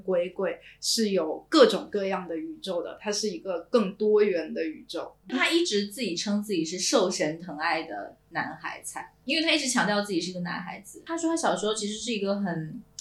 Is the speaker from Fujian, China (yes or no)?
yes; Quanzhou, Fujian, China; now in Shanghai, China; 知道我是泉州人的时候